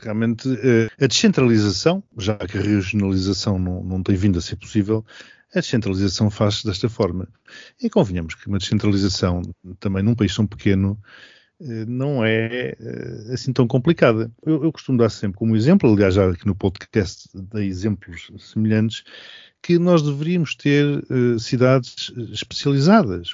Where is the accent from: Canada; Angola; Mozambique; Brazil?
Mozambique; now in Portugal; Eu nasci e... em Moçambique e sou português, nunca tive outra nacionalidade